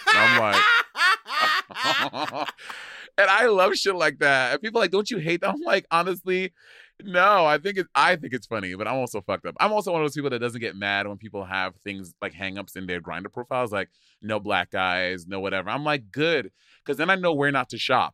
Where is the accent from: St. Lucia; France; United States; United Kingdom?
St. Lucia; I grew up in Saint Lucia